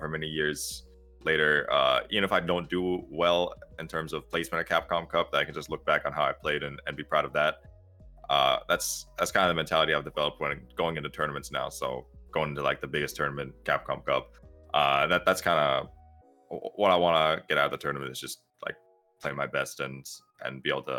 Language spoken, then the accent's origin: English; Seattle, Washington, United States; I'm from Seattle